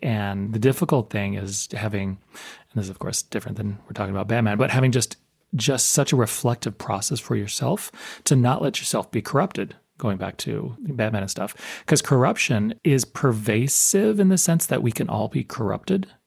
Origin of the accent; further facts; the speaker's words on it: United States; being American